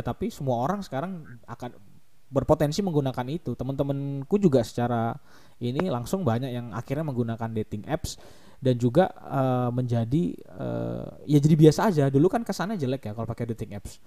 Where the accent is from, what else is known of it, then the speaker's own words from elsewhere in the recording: Kalimantan, Indonesia; di kotaku, di, di Kalimantan